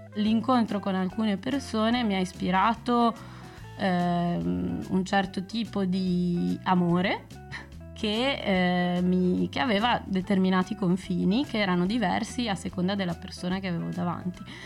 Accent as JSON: {"language": "Italian", "town": "Bologna", "region": "Emilia-Romagna", "country": "Italy", "moved": "as an adult", "lives_now": "Brussels, Belgium", "said": "prima abitavo a Bologna sono di Bologna"}